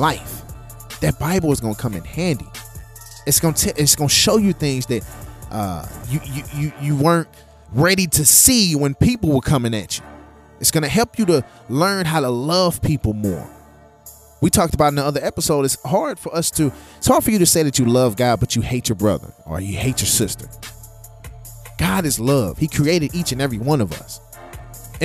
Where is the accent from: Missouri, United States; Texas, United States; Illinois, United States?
Missouri, United States; St. Louis; I'm from St. Louis